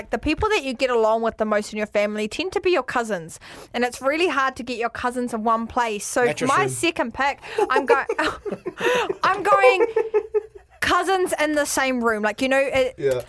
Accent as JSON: {"language": "English", "town": "Christchurch", "region": "Canterbury", "country": "New Zealand", "said": "I'm from Christchurch"}